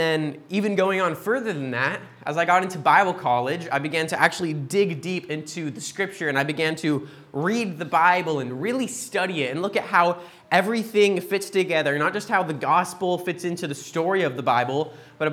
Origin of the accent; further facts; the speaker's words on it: Boise, Idaho, United States; moved away; We're originally from Boise, Idaho in the States